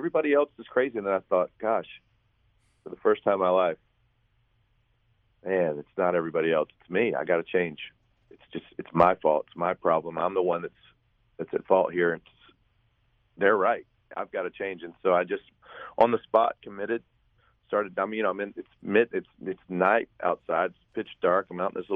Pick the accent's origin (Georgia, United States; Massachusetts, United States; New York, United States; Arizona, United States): Georgia, United States; St. Simons Island; my hometown of St. Simon's Island, Georgia, right on the coast of Georgia.